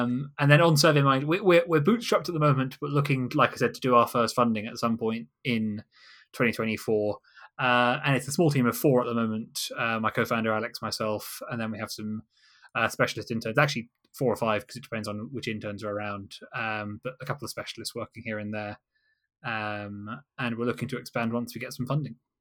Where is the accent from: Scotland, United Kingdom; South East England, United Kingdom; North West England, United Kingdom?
South East England, United Kingdom; Kent, Canterbury area; now in London, United Kingdom; I'm originally from Kent in, uh, Canterbury area.